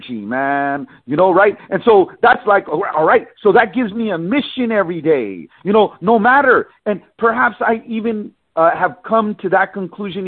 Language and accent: English; San Francisco, California, United States; I was born and raised in San Francisco